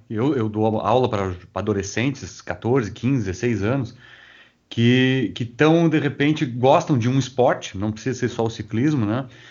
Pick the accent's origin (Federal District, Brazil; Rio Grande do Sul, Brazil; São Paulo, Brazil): Rio Grande do Sul, Brazil; Rio Grande; Eu sou natural de Rio Grande, e ali é plano